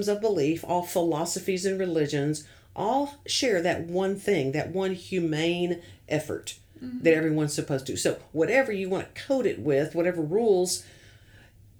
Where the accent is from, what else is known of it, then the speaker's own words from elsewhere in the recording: the South, United States; being a Southerner